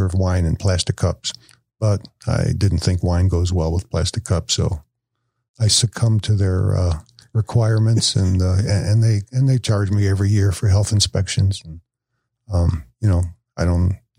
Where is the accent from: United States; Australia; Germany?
United States; Chicago, Illinois; now in Woodstock, United States; I'm from Chicago